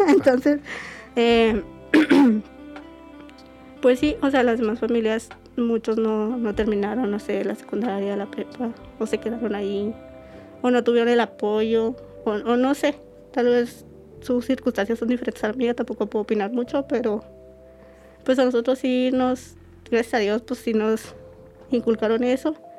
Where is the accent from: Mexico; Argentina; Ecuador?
Mexico; Mesa de Arturo, Chihuahua; moved away as an adult; yo vengo de un pueblo que se llama Mesa de Arturo.